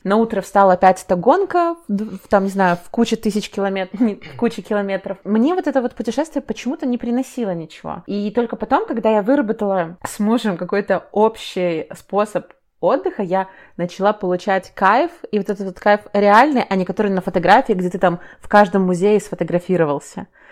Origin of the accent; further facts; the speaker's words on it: Minsk, Belarus; я, грубо говоря, из Минска, я тут жила